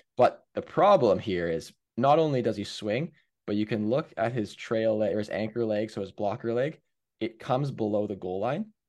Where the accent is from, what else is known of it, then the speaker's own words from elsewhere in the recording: Hamilton, Ontario, Canada; I'm from Hamilton